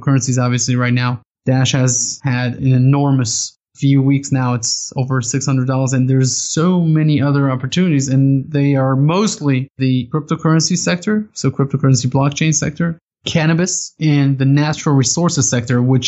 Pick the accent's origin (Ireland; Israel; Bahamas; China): Israel; I grew up in Israel